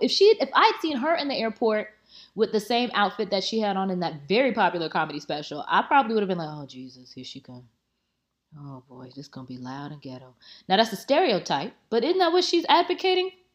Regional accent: Tampa, Florida, United States; I'm from Tampa, it's Drop City.

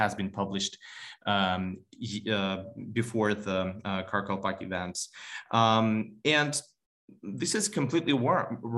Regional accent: Samarkand, Samarqand Region, Uzbekistan; I'm from Samarkand, ethnically Tajik

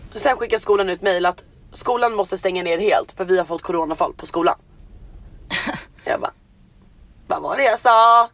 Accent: Sweden; now in Los Angeles, United States; Jag är svensk medborgare, jag har min familj där, jag har mina vänner där

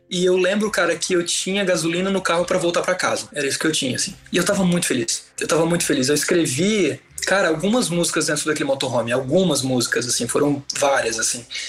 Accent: Brusque, Santa Catarina, Brazil; em Brusque, na minha cidade natal

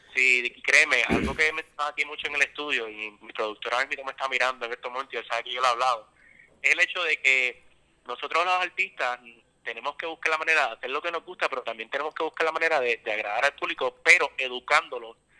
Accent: San Juan, Puerto Rico; yo soy de San Juan, específicamente

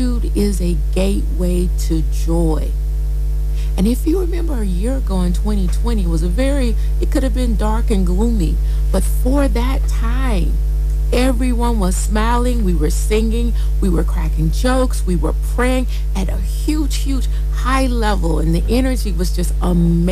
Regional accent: United States; moved away as an adult; now in Nigeria; I'm American, been living in Nigeria, and have embraced my Nigerianhood almost 20 years.

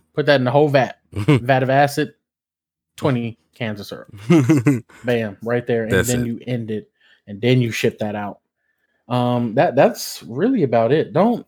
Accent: New Jersey, United States; I'm from Jersey, but I sleep on a California queen.

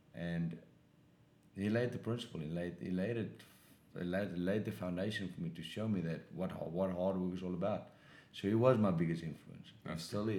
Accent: South Africa; moved away as an adult; now in Los Angeles, United States; I grew up in South Africa.

